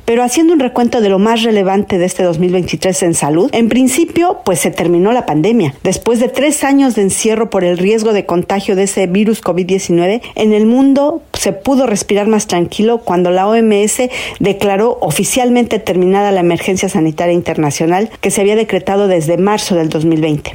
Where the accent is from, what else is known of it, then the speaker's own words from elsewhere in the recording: Mexico; como mexicanos